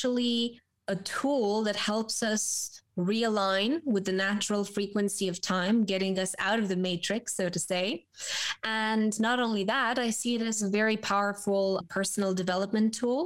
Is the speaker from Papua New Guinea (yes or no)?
no; Romania; born and raised in Romania